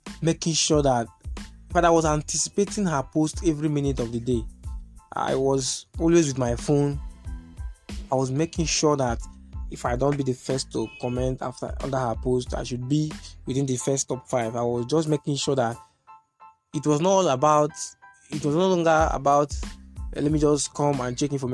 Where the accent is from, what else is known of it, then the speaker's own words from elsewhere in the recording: Etche LGA, Igbo Etche, Rivers State, Nigeria; I'm from River State, Eche local government area, Ibo Eche to be more precise